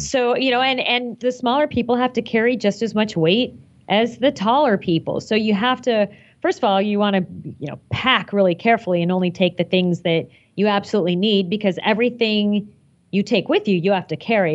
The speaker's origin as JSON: {"language": "English", "town": "Phoenix", "region": "Arizona", "country": "United States", "tie": "born or raised there", "said": "I grew up in Phoenix and I never got to shovel snow"}